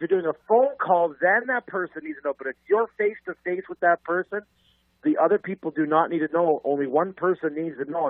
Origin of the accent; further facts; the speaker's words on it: Canada; strictly Canadian